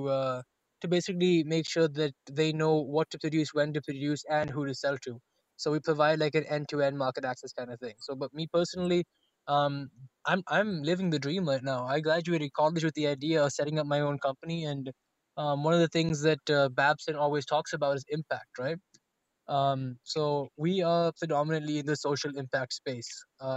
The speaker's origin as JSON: {"language": "English", "country": "India", "first_language": "Telugu", "second_language": "English", "moved": "yes", "said": "I come from India"}